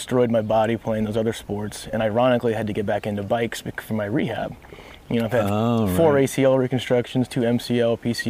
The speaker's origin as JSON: {"language": "English", "region": "Midwest", "country": "United States", "tie": "born or raised there", "said": "I grew up all over the Midwest."}